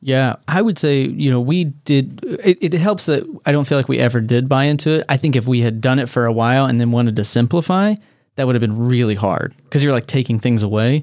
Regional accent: Texas, United States; I grew up in Texas.

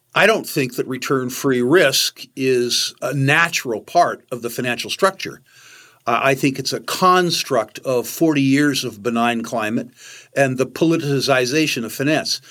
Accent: United States; As an American

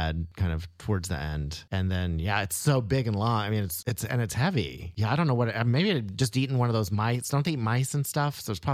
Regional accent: United States; also born or lived in Tennessee / Oklahoma; now in Chicago, United States; I grew up in Tennessee, in Oklahoma. I think I was in Oklahoma at that point.

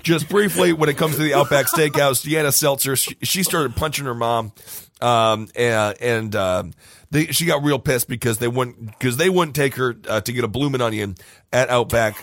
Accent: Stevens Point, Wisconsin, United States; my hometown of Stevens Point, Wisconsin.

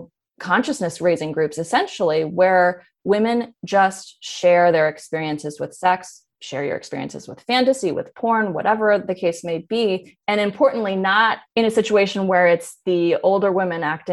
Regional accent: Berkeley, California, United States; I grew up in Berkeley.

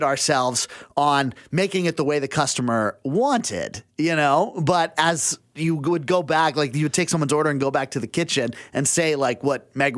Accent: Abbotsford, British Columbia, Canada; moved away; I grew up in Abbotsford

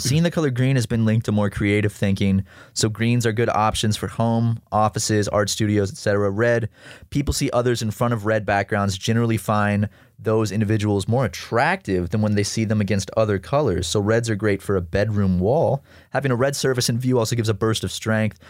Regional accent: South Carolina, United States; growing up in South Carolina, uh, as a kid

